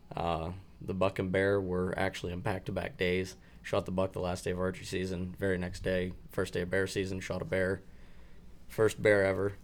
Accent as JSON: {"language": "English", "region": "Pennsylvania", "country": "United States", "said": "my home state"}